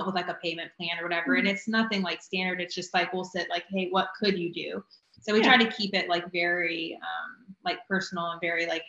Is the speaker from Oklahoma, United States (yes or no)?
no; Wilmington, North Carolina, United States; I'm from Wilmington originally.